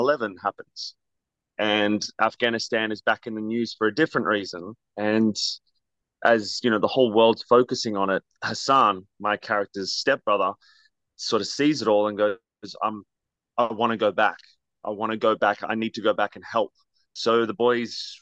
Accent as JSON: {"language": "English", "country": "Australia", "moved": "yes", "said": "I have a bit of an accent. I'm originally from Australia."}